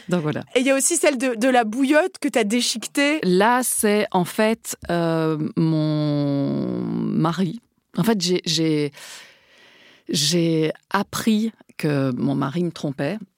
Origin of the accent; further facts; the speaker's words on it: Spain; Parce que je suis espagnole, pardon.